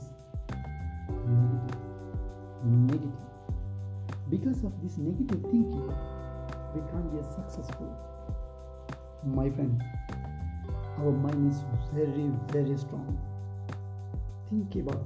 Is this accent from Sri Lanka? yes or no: yes; Sri Lanka; I am from Sri Lanka